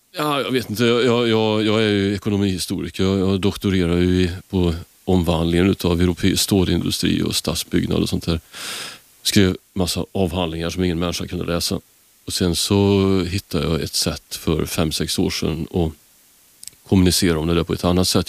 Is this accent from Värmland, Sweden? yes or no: yes; Karlstad, Värmland, Sweden; moved away; jag kommer från Karlstad från början